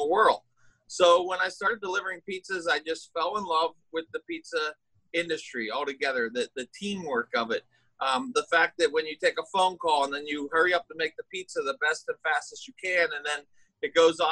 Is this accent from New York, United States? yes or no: no; Pittsburgh, Pennsylvania, United States; I grew up in Pittsburgh, Pennsylvania, which is on the east coast of the United States